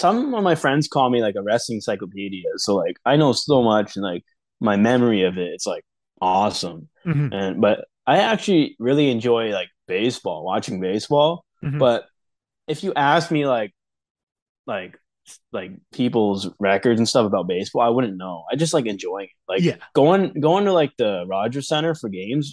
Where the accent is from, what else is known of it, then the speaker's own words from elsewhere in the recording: Oshawa, Ontario, Canada; now in Nova Scotia, Canada; growing up in Ontario was fine